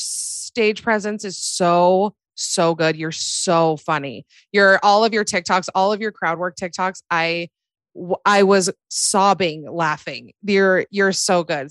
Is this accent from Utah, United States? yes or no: yes; Salt Lake City, Utah, United States; I'm from Salt Lake